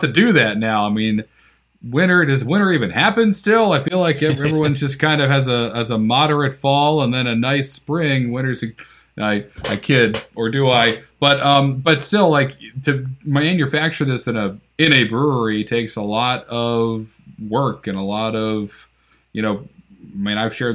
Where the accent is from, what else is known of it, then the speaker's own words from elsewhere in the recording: Northeast, United States; I'm from the Northeast